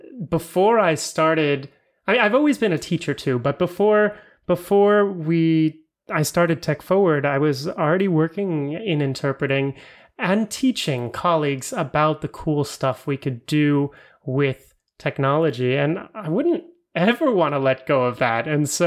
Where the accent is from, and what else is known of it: Florida, United States; now in Europe